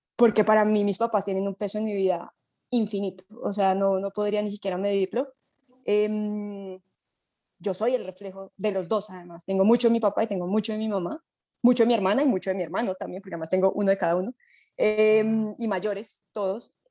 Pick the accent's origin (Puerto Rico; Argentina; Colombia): Colombia; mi grupo colombiano